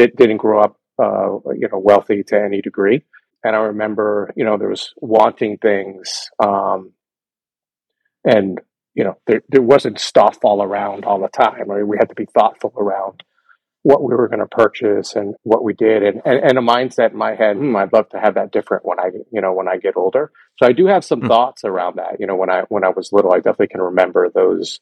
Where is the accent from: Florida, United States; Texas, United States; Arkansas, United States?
Florida, United States; Miami; I grew up in Miami, Florida